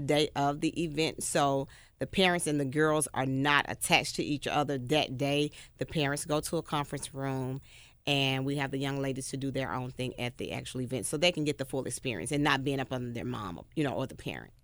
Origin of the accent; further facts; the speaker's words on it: Memphis, Tennessee, United States; I'm from White Haven, graduated from White Haven High School, nineteen ninety-five